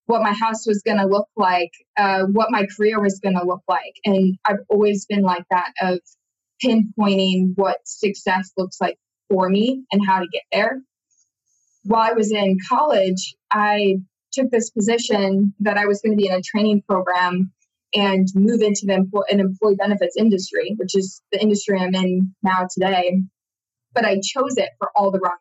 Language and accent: English; Iowa, United States; moved away; I'm originally from Iowa, beautiful state of Iowa in the Midwest, which a lot of people know as the flyover states. And that's where my family still is today